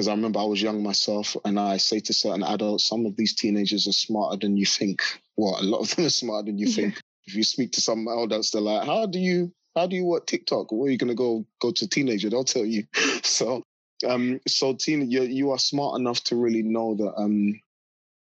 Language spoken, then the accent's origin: English; London, United Kingdom; I grew up in South London, a very rough part of South London called Battersea.